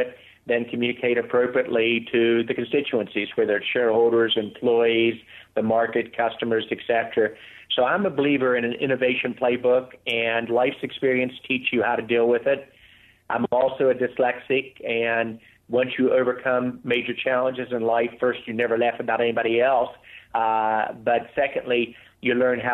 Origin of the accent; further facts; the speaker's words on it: West Virginia, United States; Growing up in West Virginia